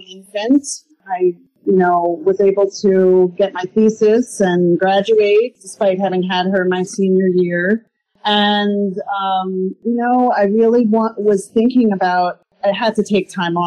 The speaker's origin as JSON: {"language": "English", "town": "Stony Brook", "region": "New York", "country": "United States", "tie": "born or raised there", "also_born_or_lived": "Port Jefferson, New York", "said": "I'm a born and bred Long Islander, born in Port Jefferson. I was raised in Stony Brook"}